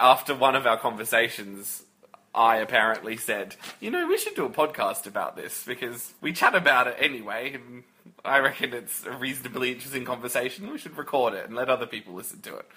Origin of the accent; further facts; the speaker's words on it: Australia; We we're both Australian